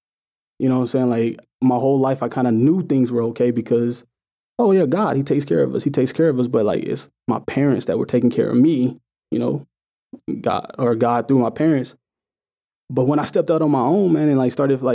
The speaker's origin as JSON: {"language": "English", "town": "St. Louis", "region": "Missouri", "country": "United States", "tie": "born or raised there", "said": "I grew up in St. Louis, Missouri, you know, in the middle of the hood"}